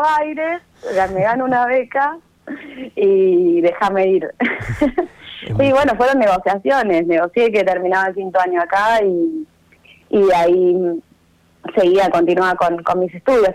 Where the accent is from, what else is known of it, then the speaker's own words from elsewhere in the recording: Necochea, Buenos Aires Province, Argentina; Soy necochense